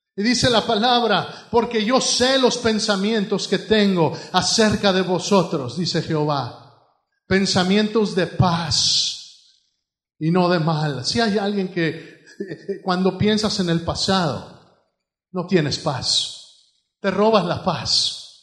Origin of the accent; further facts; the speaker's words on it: Mexico; now in United States; Allá en México, pues todo era en el fregadero